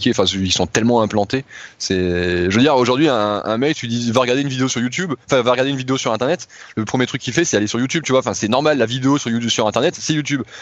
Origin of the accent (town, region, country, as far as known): France